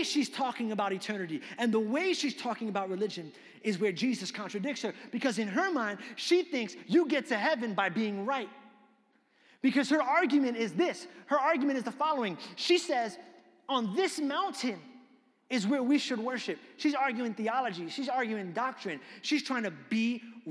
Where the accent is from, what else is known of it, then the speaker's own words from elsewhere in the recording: New York, United States; I grew up in New York